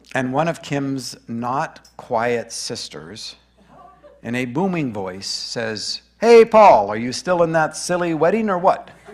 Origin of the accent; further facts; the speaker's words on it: Grand Prairie, Alberta, Canada; also born or lived in Boring, Oregon; now in Brush Prairie, United States; I was born in Grand Prairie, Alberta.